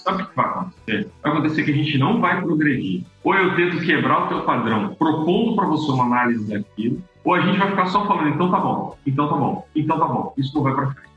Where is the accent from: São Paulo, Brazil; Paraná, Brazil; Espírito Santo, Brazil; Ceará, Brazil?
Espírito Santo, Brazil; eu sou capixaba, estou falando aqui de Vitória, Espírito Santo, Vila Velha, Espírito Santo, Terra da Muqueca